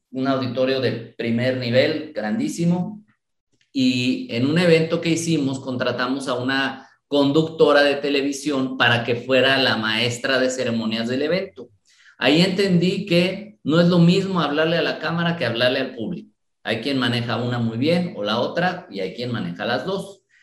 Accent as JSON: {"language": "Spanish", "town": "Guadalajara", "region": "Jalisco", "country": "Mexico", "tie": "born or raised there", "also_born_or_lived": "Mexico City", "said": "me vine desde muy pequeño a la ciudad de Guadalajara"}